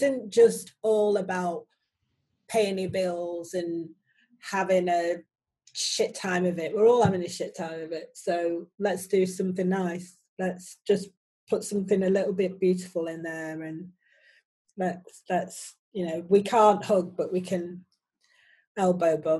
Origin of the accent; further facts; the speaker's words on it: Manchester, North West England, United Kingdom; moved away as an adult; also born or lived in Oxford / London / Paris / Ibiza; now in Manchester, United Kingdom; I was born in 1966, and I left Manchester in 1994